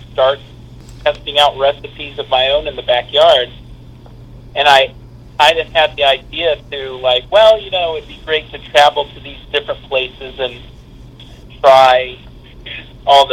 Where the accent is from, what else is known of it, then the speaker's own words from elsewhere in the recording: Kansas City, Missouri, United States; I grew up in Kansas City